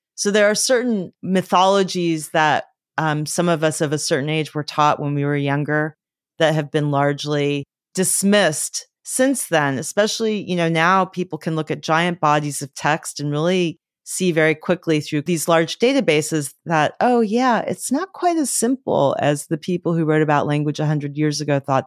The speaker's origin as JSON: {"language": "English", "town": "Los Angeles", "region": "California", "country": "United States", "tie": "born or raised there", "said": "I grew up in Los Angeles"}